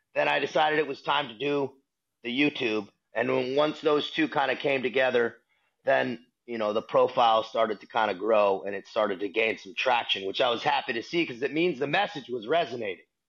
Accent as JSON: {"language": "English", "town": "San Diego", "region": "California", "country": "United States", "tie": "born or raised there", "also_born_or_lived": "Boston, Massachusetts", "said": "San Diego, California is what my hometown. I consider my hometown where I grew up. Born in Boston, still family there, but raised in San Diego through all the formative years."}